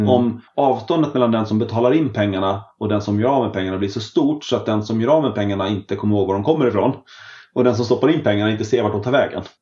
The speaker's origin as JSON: {"language": "Swedish", "town": "Smedjebacken", "region": "Dalarna County", "country": "Sweden", "said": "Oj, det är då hemma i Dalarna i Smedjebacken."}